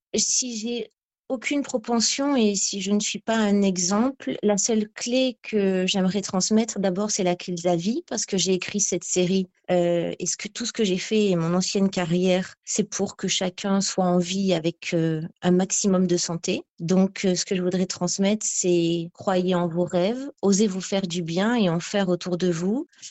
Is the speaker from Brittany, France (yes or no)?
no; Ramatuelle, Provence-Alpes-Côte d'Azur, France; je suis née quasi à Ramatuelle en août 80.